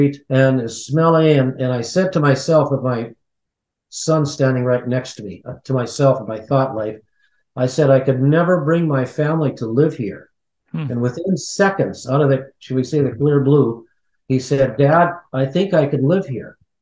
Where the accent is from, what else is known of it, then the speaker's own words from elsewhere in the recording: United States; since we're American